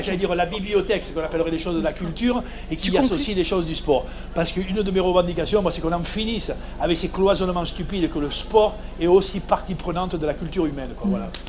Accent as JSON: {"language": "French", "region": "Provence-Alpes-Côte d'Azur", "country": "France", "tie": "born or raised there", "also_born_or_lived": "Vannes", "moved": "yes", "said": "je suis enfant de Provence, fils immigré espagnol"}